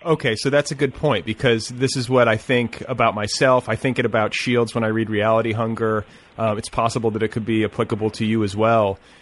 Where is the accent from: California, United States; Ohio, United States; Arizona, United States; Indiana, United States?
Indiana, United States; I'm from Indiana